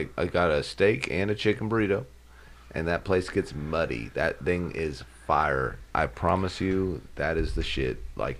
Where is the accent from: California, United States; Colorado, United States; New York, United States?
Colorado, United States; Denver; now in Southwest Indiana, United States; I grew up in Denver.